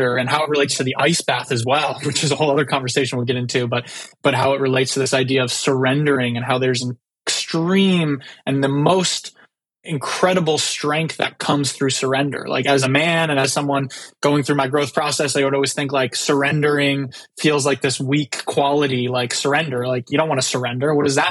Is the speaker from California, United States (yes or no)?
yes; San Diego, California, United States; So I'm from San Diego, California. It's where I lived most of my life